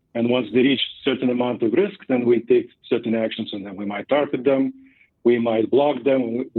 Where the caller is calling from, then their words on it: Boulder, Colorado, United States; I'm joining you from Boulder, Colorado.